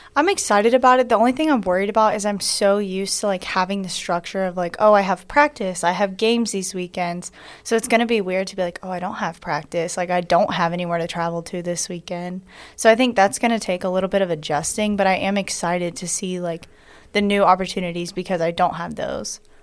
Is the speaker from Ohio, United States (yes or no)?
no; Locust Grove, Georgia, United States; I'm from Locust Grove, Georgia, but my family currently lives in Macon, so I am from Georgia.